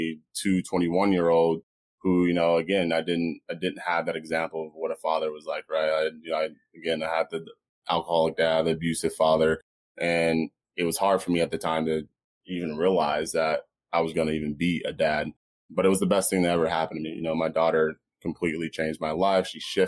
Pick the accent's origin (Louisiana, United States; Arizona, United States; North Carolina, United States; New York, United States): Arizona, United States; Phoenix; also born or lived in Las Vegas, United States; I was born in Vegas. Ended up living in Washington, D.C., Alaska, Texas, California. Ended up moving to Phoenix where my parents ended up getting divorced. Went to a little bit of grade school here.